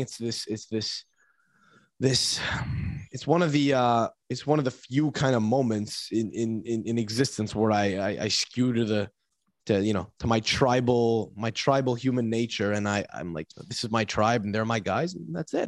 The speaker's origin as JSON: {"language": "English", "country": "Canada", "said": "I say this as a Canadian"}